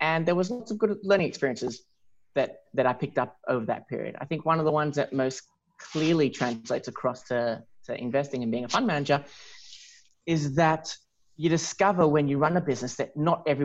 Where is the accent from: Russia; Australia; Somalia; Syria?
Australia; Melbourne, Victoria; I grew up in Melbourne